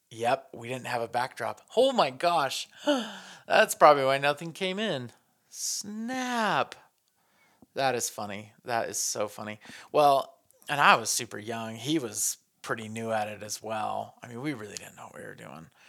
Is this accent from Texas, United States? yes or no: no; northern New Mexico, United States; I grew up in northern New Mexico